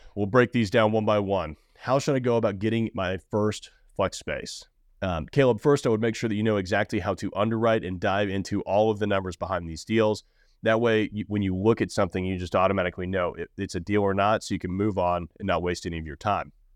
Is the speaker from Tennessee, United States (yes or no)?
yes; Nashville, Tennessee, United States; I'm from Nashville. I've been here my entire life